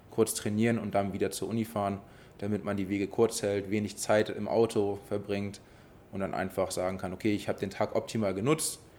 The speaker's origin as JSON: {"language": "German", "region": "Hamburg", "country": "Germany", "said": "Ja, ich bin Bergedorfer, ich komme ähm, aus Neuer-Lamöhe"}